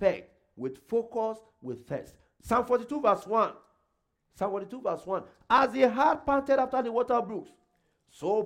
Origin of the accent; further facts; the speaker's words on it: Nigeria; moved away as an adult; now in Canada; I came from Nigeria. I had never been to US